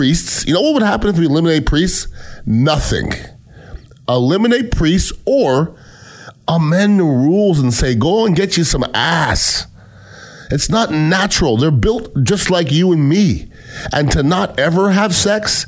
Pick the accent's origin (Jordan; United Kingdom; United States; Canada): Canada; moved away; I'm Canadian born